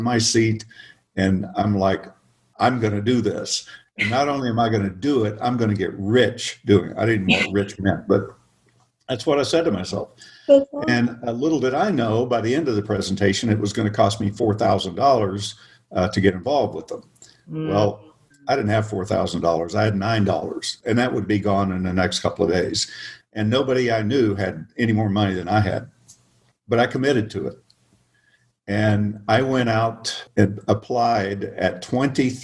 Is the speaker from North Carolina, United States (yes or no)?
no; Oklahoma, United States; moved away as an adult; also born or lived in Arizona / California; I grew up in the Midwest, in Oklahoma